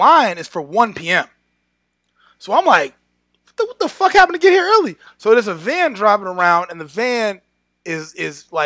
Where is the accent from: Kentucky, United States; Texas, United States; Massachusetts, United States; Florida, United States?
Massachusetts, United States; I'm from Massachusetts